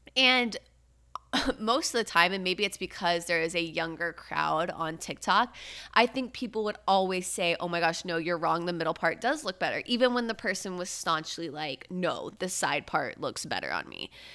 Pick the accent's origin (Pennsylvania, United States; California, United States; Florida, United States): Florida, United States; Brevard County; I'm from Countdown County, three two one, Space Coast, Kennedy Space Center